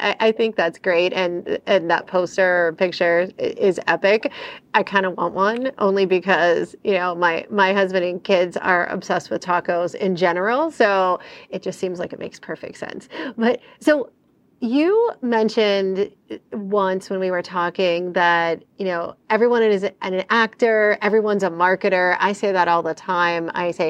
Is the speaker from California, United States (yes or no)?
no; Pittsburgh, Pennsylvania, United States; also born or lived in New Jersey / New York; I grew up in Pittsburgh, New Jersey, and New York and never came in front of a Del Taco.